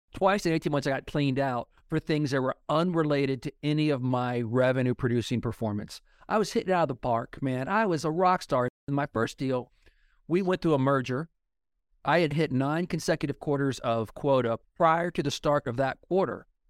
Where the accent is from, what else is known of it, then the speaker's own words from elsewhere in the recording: Oklahoma, United States; when I was growing up in Oklahoma in the eighties